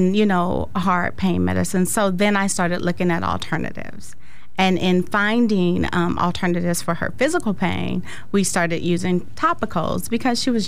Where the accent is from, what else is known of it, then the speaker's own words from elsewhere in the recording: Sacramento, California, United States; also born or lived in San Francisco; I'm from San Francisco, but Sacramento all of my formative years